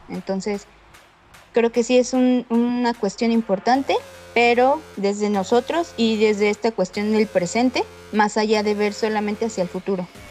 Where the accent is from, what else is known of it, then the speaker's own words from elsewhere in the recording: Mexico; para que esto no nos siga manchando como mexicanos